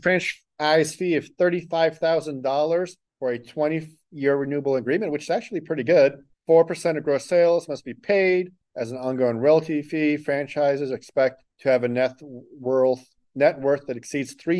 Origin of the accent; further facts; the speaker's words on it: Greeley, Colorado, United States; now in California, United States; I grew up in Greeley. I loved growing up there